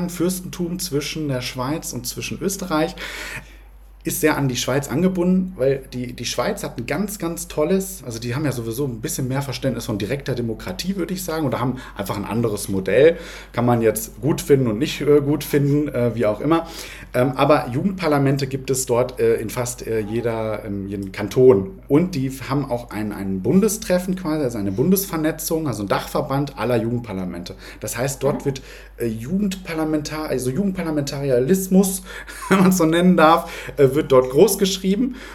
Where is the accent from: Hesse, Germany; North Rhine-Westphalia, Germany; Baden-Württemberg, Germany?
North Rhine-Westphalia, Germany; Aber bei uns sagt man, äh, ich komme aus dem Ruhrgebiet, bei uns sagt man ohne Moos nichts los.